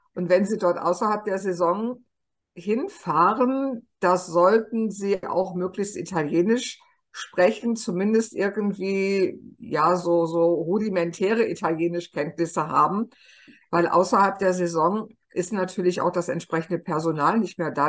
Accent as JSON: {"language": "German", "country": "Germany", "said": "bei uns in Deutschland"}